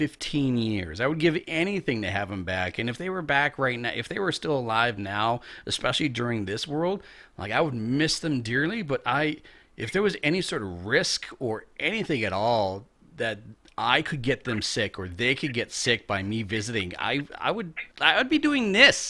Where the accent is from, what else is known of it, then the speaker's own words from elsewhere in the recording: Canada; I'm Canadian